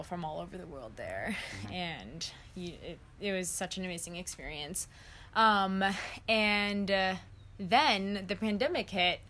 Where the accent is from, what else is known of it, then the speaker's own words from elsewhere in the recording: New York City, New York, United States; also born or lived in Japan / Yamhill, Oregon; I was raised in New York, but kind of bounced between here and New York my whole life. I was actually born in Japan